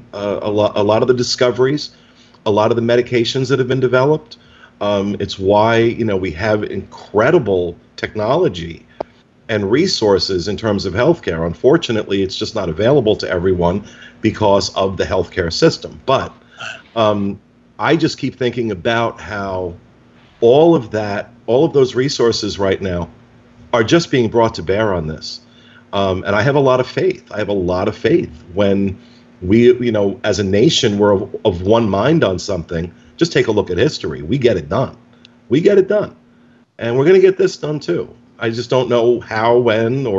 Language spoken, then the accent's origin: English; United States; living in the United States, about being an American